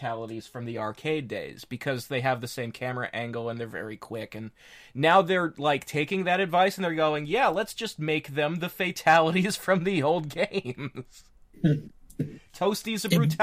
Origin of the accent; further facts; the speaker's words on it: Pennsylvania, United States; I'm from Pennsylvania